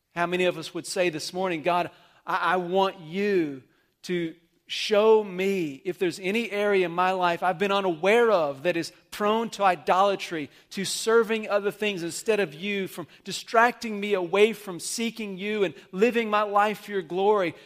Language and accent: English; Amarillo, Texas, United States; I remember growing up in Amarillo in my youth group